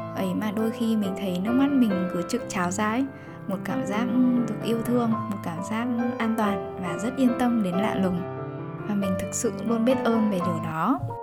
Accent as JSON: {"language": "Vietnamese", "region": "Bac Ninh", "country": "Vietnam", "tie": "born or raised there", "moved": "yes", "said": "quê bắc ninh"}